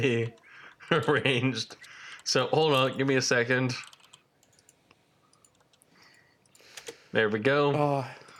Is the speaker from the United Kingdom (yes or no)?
no; Canada; me being Canadian